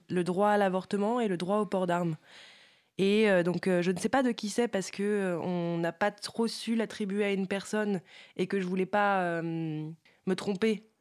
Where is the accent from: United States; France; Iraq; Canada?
United States; Bah oui, en tant qu'Américain.